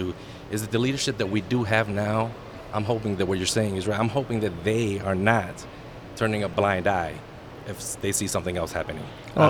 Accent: New York, United States; moved away; I'm originally from New York.

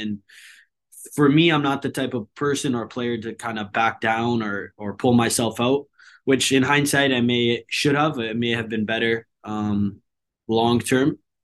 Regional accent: Hamilton, Ontario, Canada; moved away as an adult; now in Vancouver, Canada; When I went home, it felt more like home, back to Hamilton

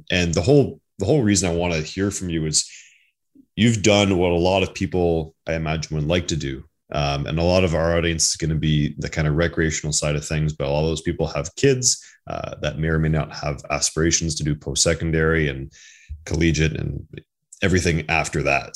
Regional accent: Ottawa Valley, Ontario, Canada; I grew up in Ottawa Valley, rural side

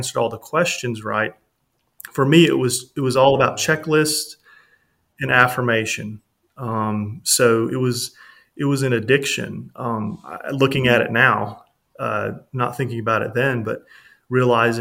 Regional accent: the South, United States; growing up in the South, it's considered the Bible Belt

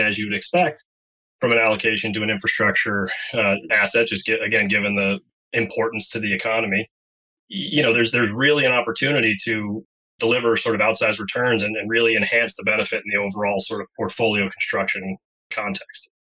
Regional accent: Andover, Massachusetts, United States; I'm from Andover, Massachusetts. You know, I've been here for many years since I was a freshman in high school is when we moved here back in the early 90s

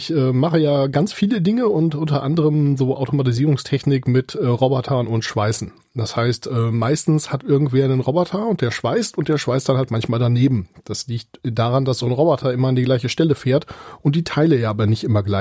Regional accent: area around Göttingen, Lower Saxony, Germany; also born or lived in Munich; now in Kiel, Germany; ich komme gebürtig aus der Gegend von Göttingen.

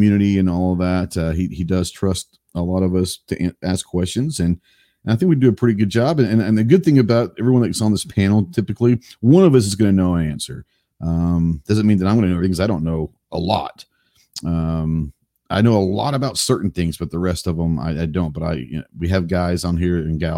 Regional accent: just outside of Dallas, Texas, United States; moved away; I don't live there right now, but I grew up in Texas, grew up in just outside of Dallas

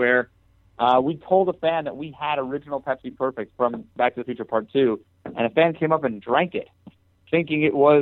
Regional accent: New York, United States; I'm from New York

